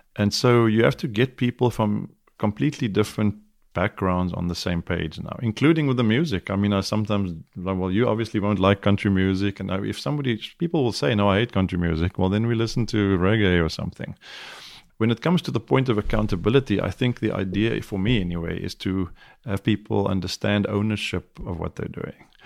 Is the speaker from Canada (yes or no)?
no; South Africa; moved away as an adult; now in United States; I'm South African, I have a bit of an accent